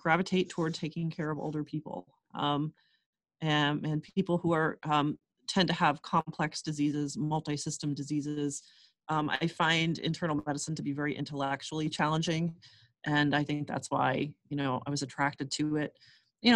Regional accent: Erie, Pennsylvania, United States; moved away; I grew up in Erie, Pennsylvania, and the other side of the state from Philadelphia

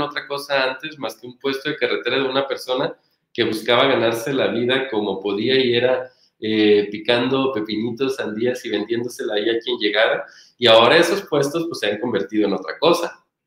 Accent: Michoacán, Mexico; moved away; yo cargaba con un pequeño estigma por ser michoacana

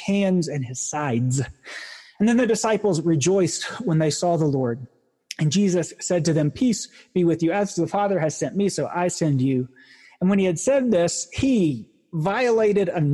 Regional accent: the South, United States; a recovering person from growing up in the South

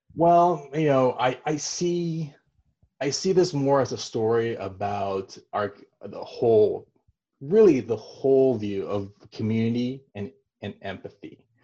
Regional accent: Taiwan; moved away; where I was born in Taiwan

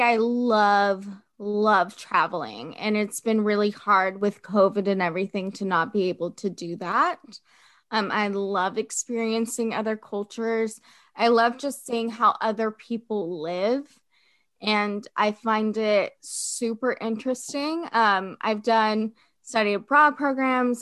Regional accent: Fort Worth, Texas, United States; also born or lived in France; I'm from Fort Worth, Texas. I currently live back in Fort Worth, Texas

